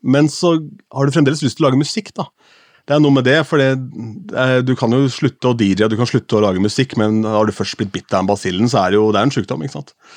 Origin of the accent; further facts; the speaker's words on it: Askim, Østfold, Norway; moved away; hjemme i Askim, hvor jeg kom fra